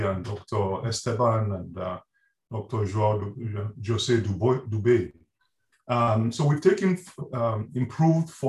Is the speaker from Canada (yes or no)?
no; Nigeria; moved away as an adult; also born or lived in Reading, United Kingdom / Wales, United Kingdom; now in Gainesville, United States; I'm originally from Nigeria, and I did my degrees in Nigeria and then in Britain at the University of Reading.